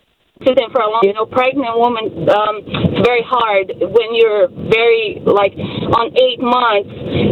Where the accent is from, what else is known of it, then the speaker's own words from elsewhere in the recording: Brazil; moved away; Because I was born and raised in Brazil